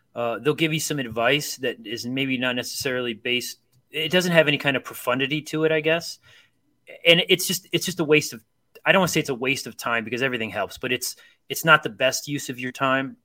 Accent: Akron, Ohio, United States; I grew up in Akron, Ohio

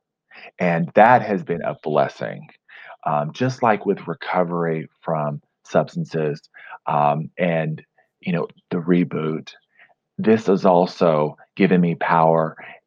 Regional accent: Fort Smith, Arkansas, United States; also born or lived in New York City; I split my time between my hometown, Fort Smith, Arkansas, and New York City

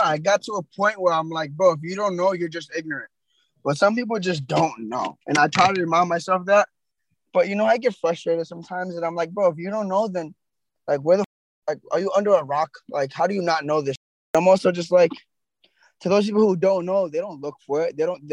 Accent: United States; I'm born in America. Like, I'm an American. I'm an American Palestinian

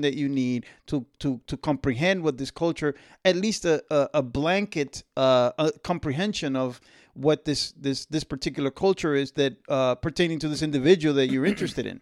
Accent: Dominican Republic; where I was born, where I'm from, you know, it's it's in the East

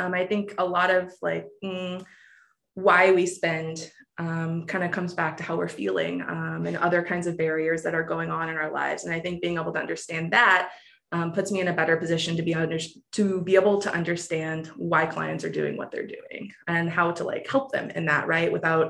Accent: Granite City, Illinois, United States; also born or lived in Jacksonville, Florida; I'm technically a fib. I am from Granite City, Illinois, but I feel like I'm from Florida. So I'm going to tell you I'm from Florida. I'm from around Jacksonville.

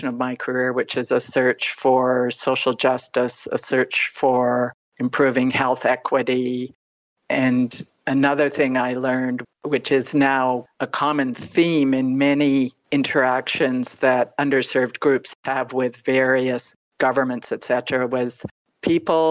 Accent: Southern Ontario, Canada; moved away as an adult; also born or lived in Toronto, Canada / Nova Scotia, Canada; now in Northern Ontario, Canada; I grew up in Southern Ontario, never really felt that I really belonged there

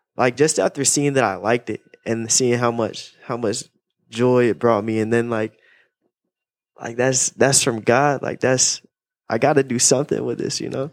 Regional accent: Raleigh, North Carolina, United States; I'm from Raleigh, Raleigh, North Carolina

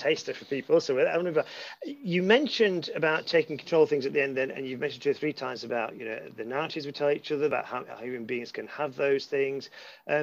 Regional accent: Lancaster, North West England, United Kingdom; I was born in Lancaster

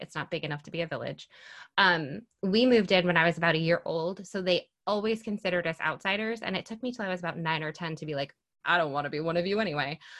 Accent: Mineville, New York, United States; I am from Mineville, New York

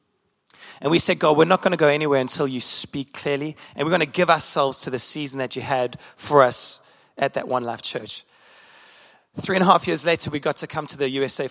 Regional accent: South Africa; moved away as an adult; now in Chicago, United States; As a South African

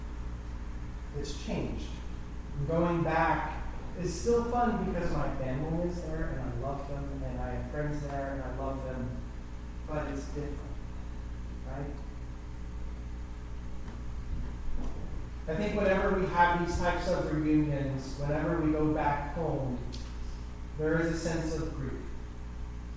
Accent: Gambier, Ohio, United States; moved away as an adult; now in Hinesburg, United States; I grew up in Gander, Ohio, on a dairy farm

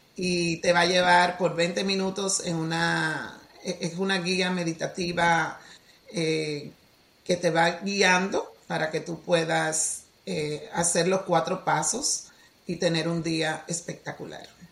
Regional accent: Dominican Republic; Soy de la República Dominicana, original, nacida allá, criada allá

